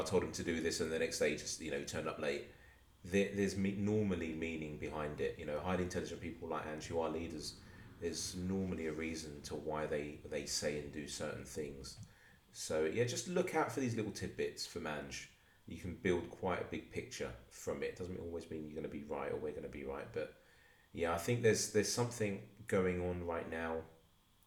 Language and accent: English; London, United Kingdom; I'm from Palmer's Green in North London